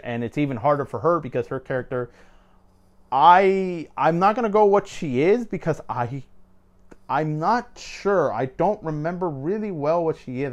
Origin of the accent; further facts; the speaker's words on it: Mexico; moved away; I'm a Latino. I'm, I'm, I'm from Mexico and stuff. Like, my whole family is from Mexico.